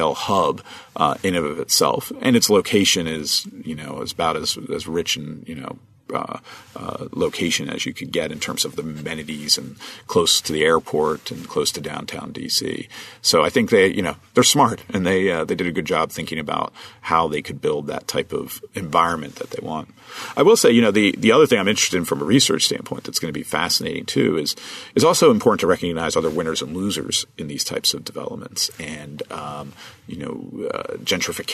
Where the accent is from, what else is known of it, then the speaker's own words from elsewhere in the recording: right outside of Trenton, New Jersey, United States; moved away; I grew up right outside of Trenton, New Jersey